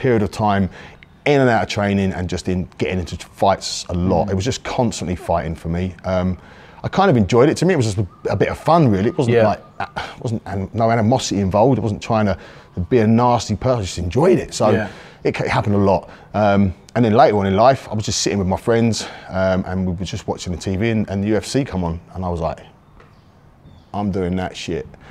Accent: Guildford, South East England, United Kingdom; also born or lived in Woking; now in Pattaya, Thailand; I was born in Woking, actually. We moved to Guildford a little bit later on. I was still quite young when I got to Guildford, but I kind of grew up in Guildford

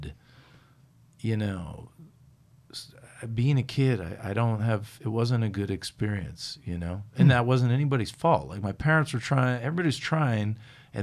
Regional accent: Fairfield, Connecticut, United States; also born or lived in Bridgeport, Connecticut; I grew up in Southern Connecticut, in a town called Bridgeport, a town called Fairfield, which was kind of two very different towns, but it's where my parents lived

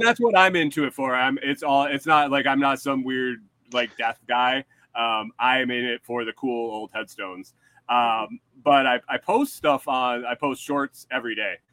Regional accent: New York, United States; also born or lived in Minnesota; now in Texas, United States; I'm from New York

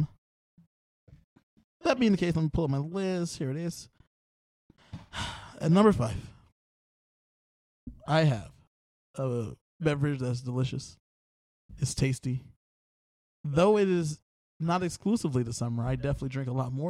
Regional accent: Southern California, United States; I'm from Southern California

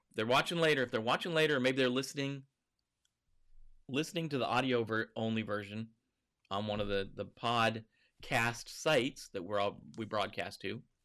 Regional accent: Montana, United States; growing up in Montana

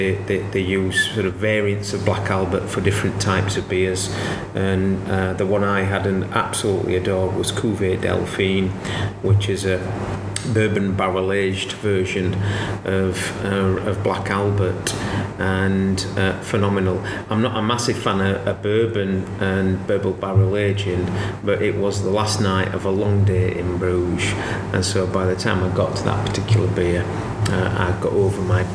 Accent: Barnsley, Yorkshire and the Humber, United Kingdom; I'm from Barnsley, so I'm going to call it a snicket rather than a ginnel

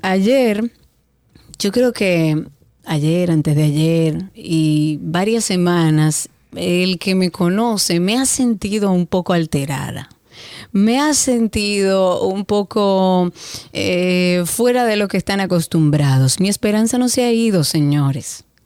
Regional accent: Dominican Republic; yo me siento más dominicana que nunca

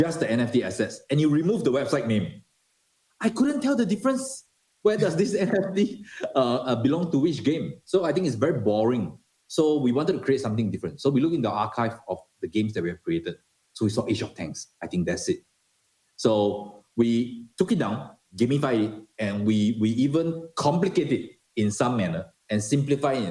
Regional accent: Singapore; moved away as an adult; I'm a Singaporean

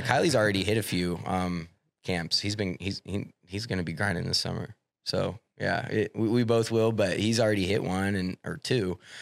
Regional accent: Clarinda, Iowa, United States; moved away; I lived in Clorinda for fourteen years

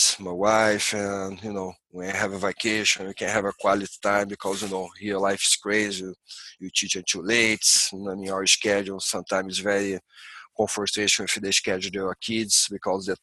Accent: Rio de Janeiro, Brazil; English is a second language; moved away as an adult; now in Santa Cruz, United States; I grew up in Rio, close to the ocean.

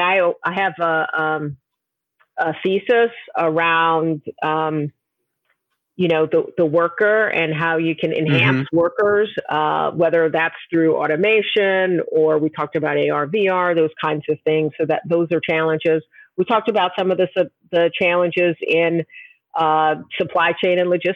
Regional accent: New York, United States; I'm originally from New York

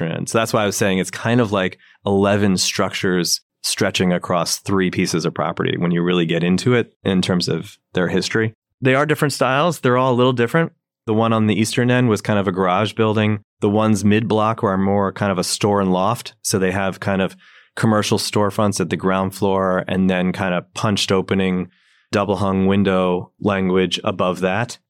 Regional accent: New Jersey, United States; also born or lived in Maryland; now in New York City, United States; I grew up in New Jersey

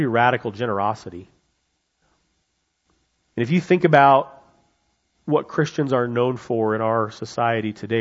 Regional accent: United States; as an American, as someone who loves freedom

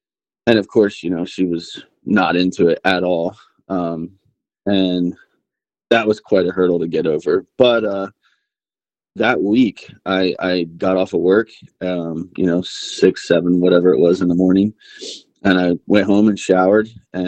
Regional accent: Pennsylvania, United States; moved away as an adult; also born or lived in Bradenton, Florida; now in West Texas, United States; I was born in Florida. We lived there not very long. And then we moved actually to Pennsylvania, Amish country. Mm-hmm. And that's where I grew up, man.

